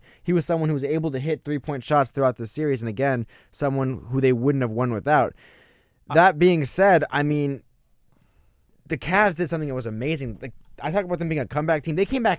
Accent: Miami, Florida, United States; I grew up in Miami

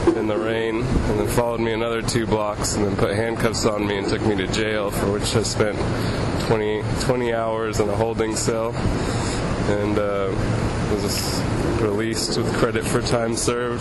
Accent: San Francisco, California, United States; moved away; I'm from San Francisco

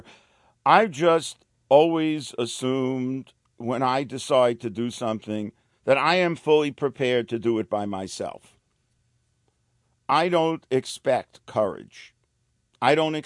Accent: New York City, New York, United States; I was a kid from the streets of Brooklyn

